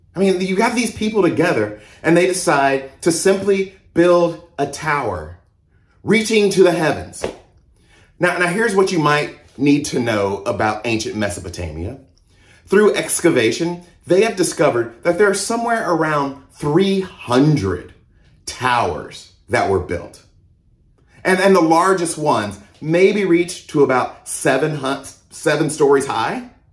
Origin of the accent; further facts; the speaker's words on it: Mississippi, United States; also born or lived in Georgia; now in Houston, United States; I was born in Mississippi. I was raised in the South in Mississippi and Georgia.